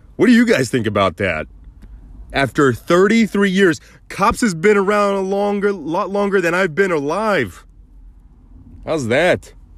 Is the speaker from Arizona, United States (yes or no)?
yes; Mesa, Arizona, United States; Mesa, Arizona, they were in my hometown